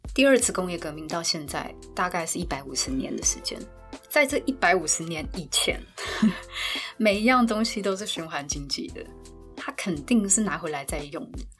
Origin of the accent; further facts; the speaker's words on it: Taiwan; 我们台湾人